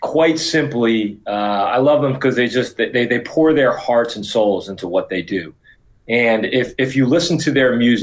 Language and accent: English; Yonkers, New York, United States; I grew up in Yonkers, New York, and I'm actually the son of Irish immigrants.